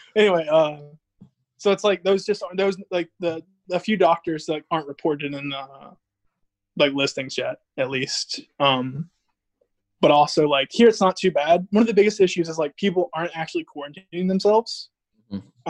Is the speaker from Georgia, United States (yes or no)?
yes; Georgia, United States; I'm in Georgia, in my hometown.